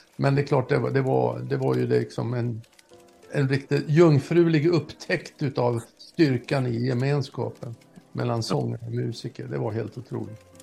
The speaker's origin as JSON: {"language": "Swedish", "region": "Norrland", "country": "Sweden", "said": "jag satt uppe i Norrland där jag kommer ifrån"}